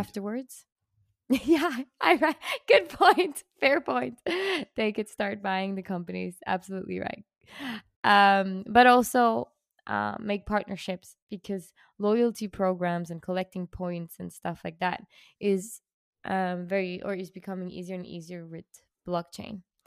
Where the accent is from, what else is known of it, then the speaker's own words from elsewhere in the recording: Switzerland; I'm from Switzerland